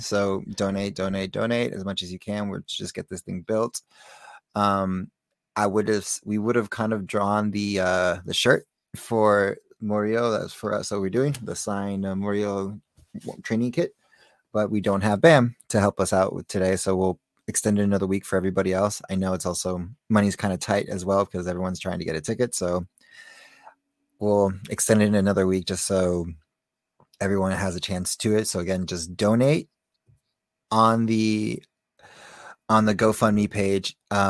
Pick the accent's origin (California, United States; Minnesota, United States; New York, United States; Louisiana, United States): California, United States; Thousand Oaks; Mind you, I grew up in suburbia in Thousand Oaks. So it's not like I grew up in like the hard streets